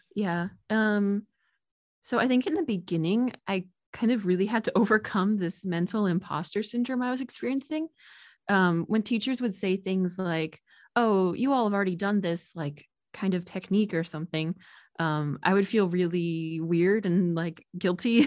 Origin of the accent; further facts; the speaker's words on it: New Jersey, United States; I'm originally from New Jersey